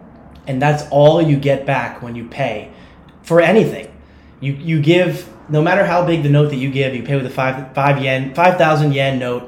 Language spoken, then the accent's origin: English; New York, United States; I'm from New York